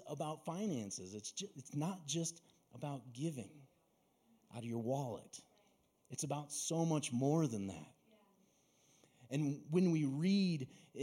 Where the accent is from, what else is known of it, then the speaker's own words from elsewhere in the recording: Mesa, Arizona, United States; I grew up down in Mesa, surrounded by orchards